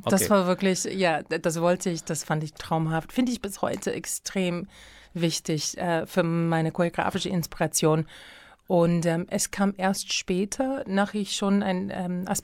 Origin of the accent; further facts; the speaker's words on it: United States; now in Germany; natürlich auch als Amerikanerin verstehst du, und auch wenn du gerne Bücher liest, dann verstehst du, dass etwas Besonderes hier in Deutschland stattfindet